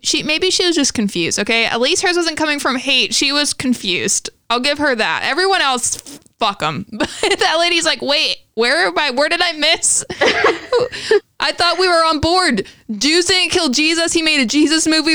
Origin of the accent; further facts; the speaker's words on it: the Bible Belt, the South, United States; we come from the Bible Belt